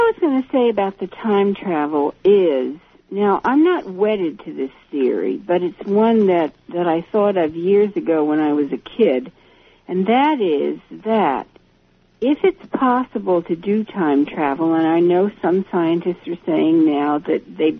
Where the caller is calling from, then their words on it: East Coast, United States; Yeah, I'm not actually the Rockies. I'm calling from the East Coast.